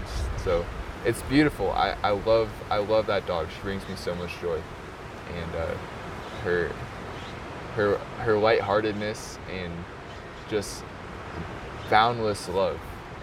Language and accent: English; Incline Village, Nevada, United States; also born or lived in Reno, Nevada; I was born in Reno, but I grew up in Incline Village, Nevada. So that's just near Lake Tahoe. I'm 25 years old.